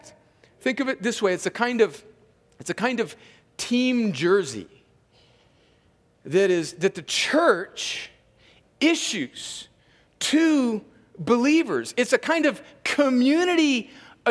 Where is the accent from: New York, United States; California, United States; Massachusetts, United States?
California, United States; moved away; I am an American because I was born in California